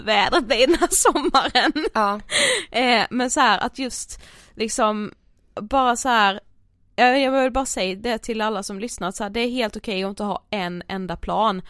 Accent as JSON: {"language": "Swedish", "region": "Blekinge", "country": "Sweden", "moved": "yes", "said": "hemma i Blekinge"}